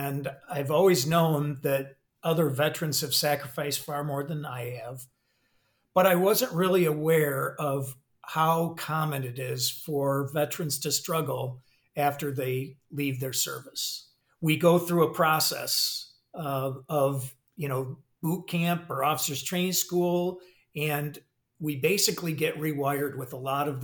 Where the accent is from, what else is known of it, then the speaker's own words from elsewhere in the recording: Michigan, United States; moved away as an adult; I'm originally from Michigan, went to Michigan State